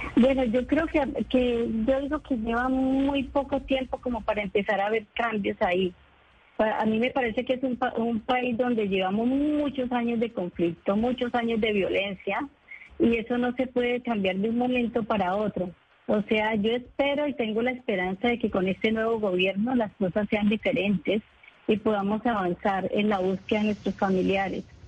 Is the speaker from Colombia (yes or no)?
yes; Colombia; moved away as an adult; also born or lived in Cali; yo tuve que salir de, Colombia porque eh, estaba buscando a mi esposo